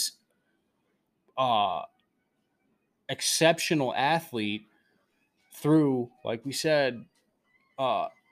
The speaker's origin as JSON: {"language": "English", "region": "New Jersey", "country": "United States", "tie": "born or raised there", "said": "we grew up in South Jersey. Philly fans"}